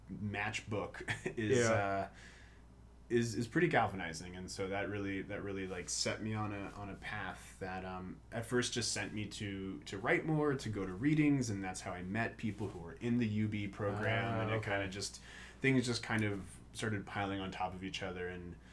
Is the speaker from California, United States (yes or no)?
no; Washington, District of Columbia, United States; moved away as an adult; also born or lived in Michigan; now in Baltimore, United States; I grew up in Washington, D.C., went to school in Michigan, and then moved out to Baltimore